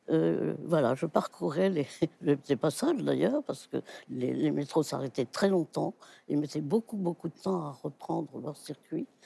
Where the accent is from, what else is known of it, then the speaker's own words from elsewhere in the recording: Wiesbaden, Hesse, Germany; born there; Moi, je suis né en Allemagne parce que mon père était militaire, officier, et il, était en garnison en Allemagne euh, après la guerre. Je suis né en 23